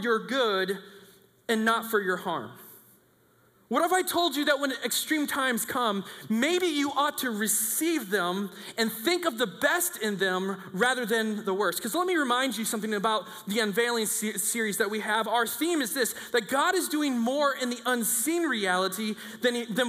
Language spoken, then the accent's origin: English; United States; As an American